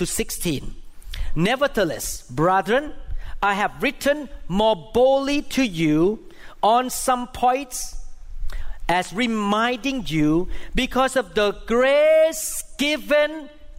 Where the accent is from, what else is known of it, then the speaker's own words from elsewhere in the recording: Thailand; first language Thai; English is a second language; moved away; I grew up in Catholic school in Thailand